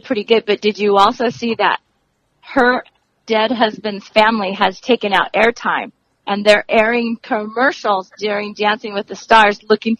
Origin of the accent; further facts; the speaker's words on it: Los Angeles, California, United States; I grew up in East LA also.